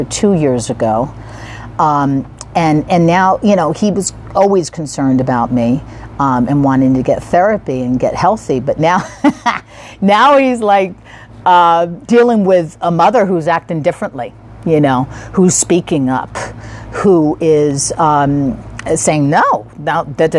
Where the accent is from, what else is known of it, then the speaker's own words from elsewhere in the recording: East Coast, United States; I'm from the East Coast